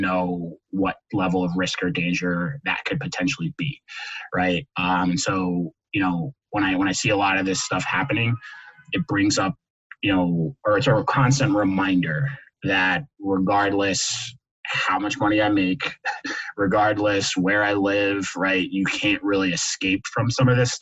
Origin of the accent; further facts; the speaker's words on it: Westchester, New York, United States; I grew up in New York, you know, around New York City in the Westchester area